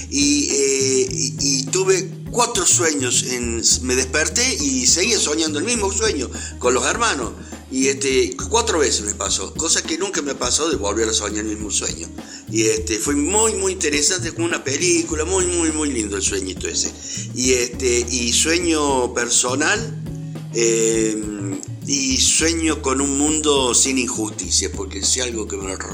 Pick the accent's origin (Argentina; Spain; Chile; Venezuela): Argentina; Córdoba; tengo 63 años y soy actor argentino y cordobés.